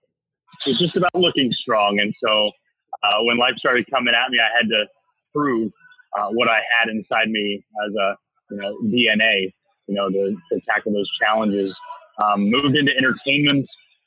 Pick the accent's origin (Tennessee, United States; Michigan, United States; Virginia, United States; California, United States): Virginia, United States; Williamsburg; born there; I was born in Williamsburg, Virginia.